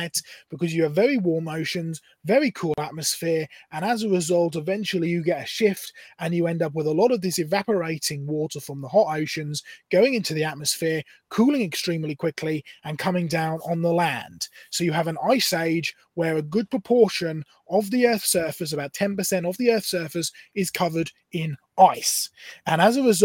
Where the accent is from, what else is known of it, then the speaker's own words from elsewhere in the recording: Norfolk coast, East of England, United Kingdom; I grew up on the Norfolk coast in England